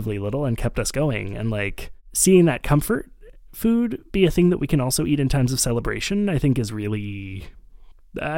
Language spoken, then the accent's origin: English; Montreal, Quebec, Canada; growing up in Montreal